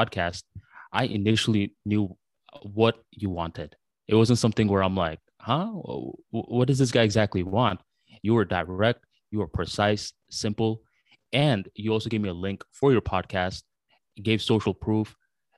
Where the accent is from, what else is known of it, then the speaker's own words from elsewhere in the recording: United States; English is a second language; also born or lived in Bangladesh; around 5 years old when I came to the United States of America